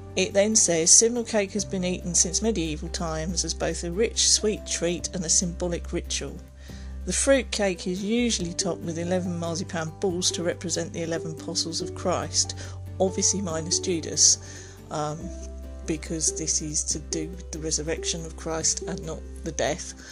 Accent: England, United Kingdom; We as English, you know, are deeply superstitious

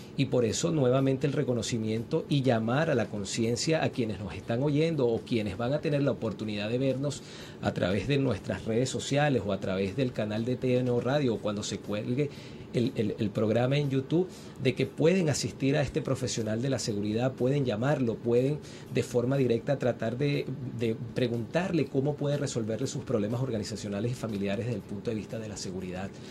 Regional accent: Venezuela; como venezolanos

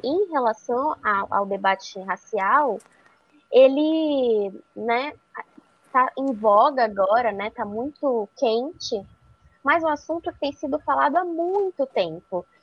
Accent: Araras, interior of São Paulo, Brazil; moved away as an adult; also born or lived in Campinas; now in São Paulo, Brazil; eu sou do interior de São Paulo, sou de Arara, e atualmente eu moro em São Paulo

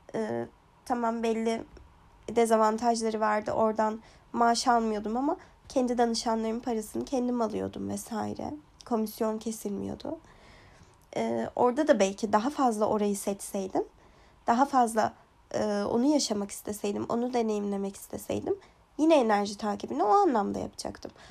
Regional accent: Kurdistan, Turkey; moved away as an adult; now in Ireland; aslen Kürdüm e, ve Kürtçe müzik e, Türkiye'deyken yani mesela ergenliğimde

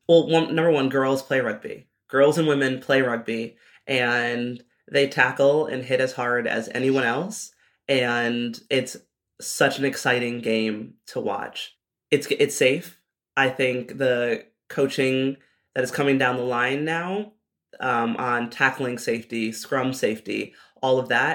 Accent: United States; as an American rugby player

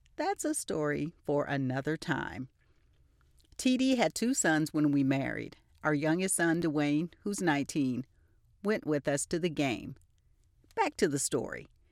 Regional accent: Albany, Georgia, United States; My hometown is Albany, Georgia

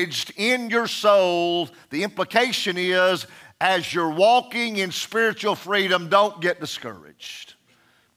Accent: United States; I still am proud to be American.

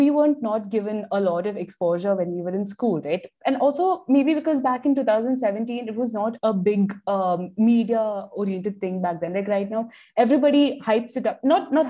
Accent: Dubai, United Arab Emirates; now in Mumbai, India; people had their own apprehensions about me being born and brought up in Dubai and then, you know, planted in India and like a city like Bombay.

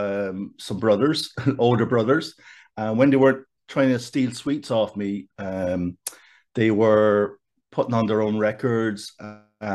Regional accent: Kildare, County Kildare, Ireland; I'm from Kildare Town, a town you might know well yourself.

